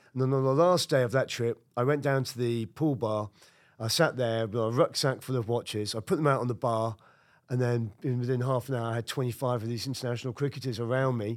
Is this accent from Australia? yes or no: no; United Kingdom; moved away as an adult; now in Brooklyn, United States; I'm a Brit